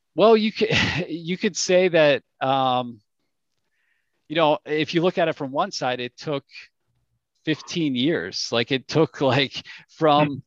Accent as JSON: {"language": "English", "town": "Pittsburgh", "region": "Pennsylvania", "country": "United States", "also_born_or_lived": "London / San Diego / Cincinnati", "said": "I'm from Pittsburgh"}